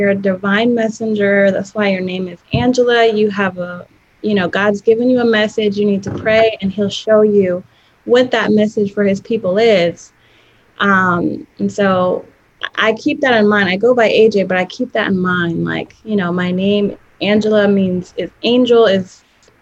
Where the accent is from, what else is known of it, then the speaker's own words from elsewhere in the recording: Prince George's County, Maryland, United States; I grew up in the DC area, so I'm from Prince George's County, which is about half an hour outside of Washington, DC